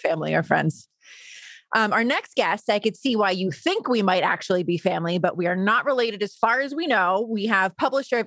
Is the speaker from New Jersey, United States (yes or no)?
yes; New Jersey, United States; we're both from North Jersey